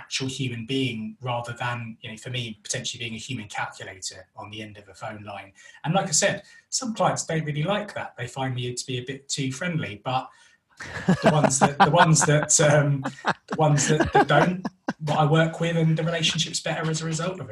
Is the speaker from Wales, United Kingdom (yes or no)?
no; London, United Kingdom; moved away as an adult; now in West Midlands, United Kingdom; We're originally from North London, which is why I have this wonderful accent. But recently moved up to the West Midlands.